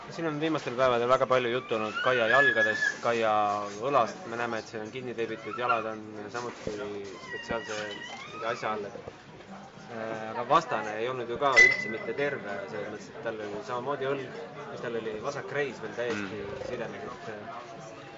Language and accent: Estonian; Estonia; oleme Eestist